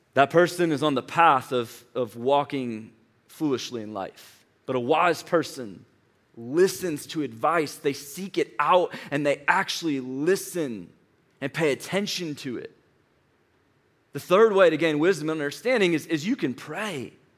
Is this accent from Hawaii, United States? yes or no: no; St. Louis, Missouri, United States; moved away as an adult; now in Atlanta, United States; was born and raised in Saint Louis, Missouri